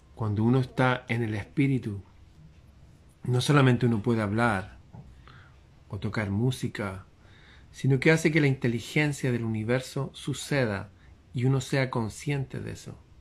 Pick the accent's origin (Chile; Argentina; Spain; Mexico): Chile; como chileno